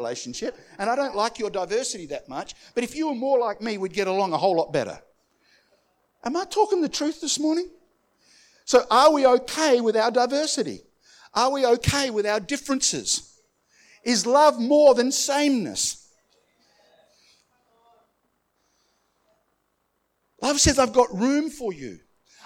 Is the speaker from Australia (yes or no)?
yes; Australia; I'm Aussie to Aussie.